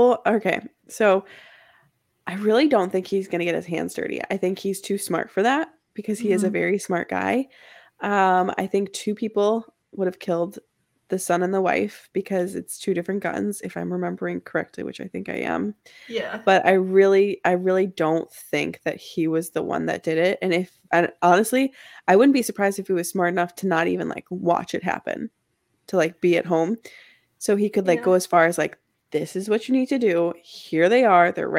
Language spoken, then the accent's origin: English; Midwest, United States; I'm from the Midwest